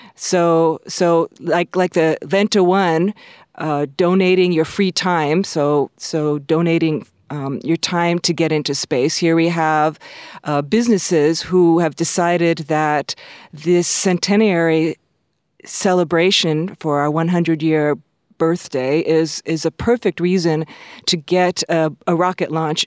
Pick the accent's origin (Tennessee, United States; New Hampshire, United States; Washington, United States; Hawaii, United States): Hawaii, United States; Honolulu; also born or lived in Southern California; now in Latvia; I was born in Honolulu